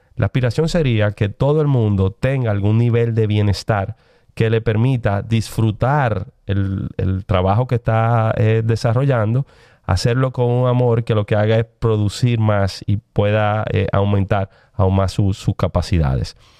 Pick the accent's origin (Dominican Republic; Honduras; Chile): Dominican Republic; tenemos como dominicanos